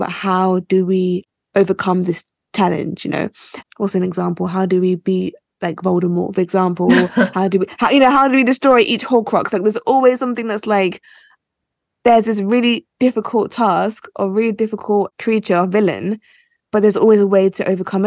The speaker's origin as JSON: {"language": "English", "country": "United Kingdom", "tie": "born or raised there", "also_born_or_lived": "Nigeria", "said": "I was born in the UK."}